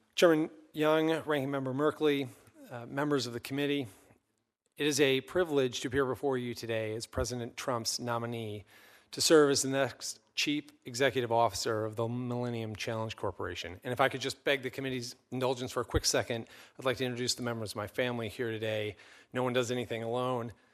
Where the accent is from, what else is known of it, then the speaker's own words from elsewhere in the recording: Minnesota, United States; also born or lived in England; since I was a boy growing up in Minnesota